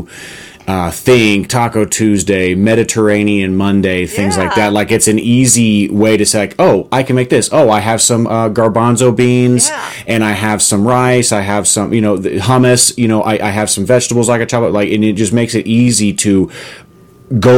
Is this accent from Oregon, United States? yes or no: no; Texas, United States; also born or lived in Arizona; now in Colorado, United States; growing up in Texas and living in Arizona